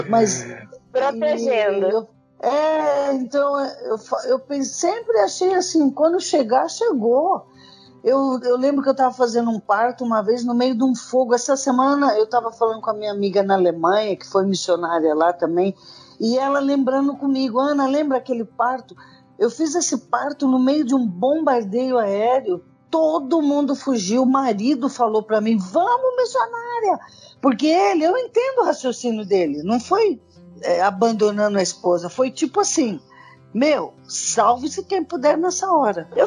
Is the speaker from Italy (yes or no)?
no; Angola; assim como eu, angolanos, qualquer um pode morrer aqui